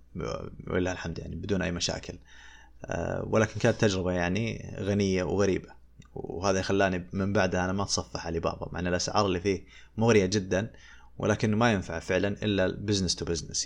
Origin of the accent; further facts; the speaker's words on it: Saudi Arabia; عندنا في السعودية